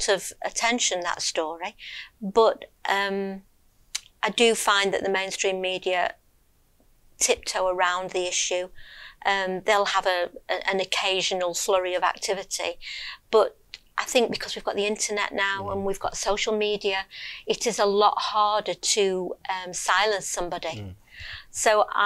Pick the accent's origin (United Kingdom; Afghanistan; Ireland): United Kingdom; Lancashire, North West England; I was born in Lancashire. Yeah. And I've lived there all my life. So, yeah, just a northern girl